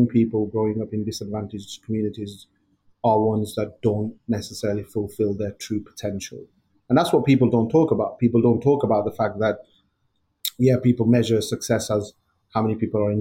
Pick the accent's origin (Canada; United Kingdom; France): United Kingdom; Blackburn, North West England; growing up in Blackburn in the, born in the 70s and growing up in the 80s to first generation family coming over from India